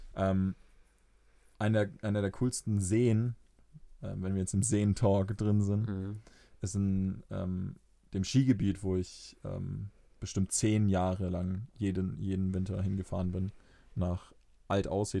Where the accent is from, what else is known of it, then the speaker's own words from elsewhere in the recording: Fürth, Bavaria, Germany; ich bin in Fürth groß geworden